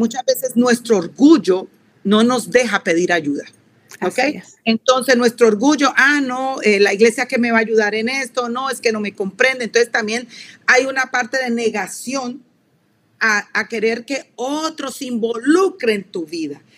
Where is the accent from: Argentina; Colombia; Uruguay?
Colombia; soy colombiana de pura cepa, soy suramericana